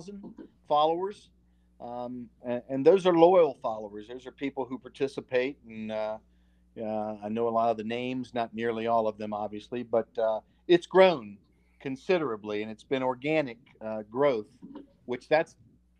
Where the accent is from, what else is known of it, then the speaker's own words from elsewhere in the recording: Roanoke, Virginia, United States; I'm from Roanoke, born and raised, my folks are from here. I reside here